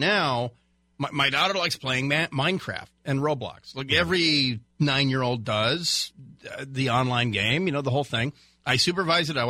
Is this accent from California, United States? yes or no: yes; Garden Grove, California, United States; I grew up in Garden Grove